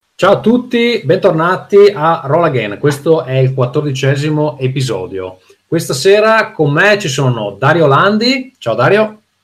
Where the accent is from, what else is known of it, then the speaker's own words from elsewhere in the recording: Veneto, Italy; compagnia di giovani designer veneti, che è come me